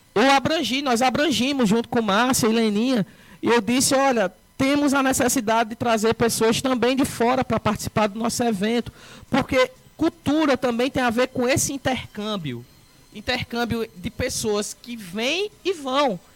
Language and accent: Portuguese; Northeast Region, Brazil; como nordestino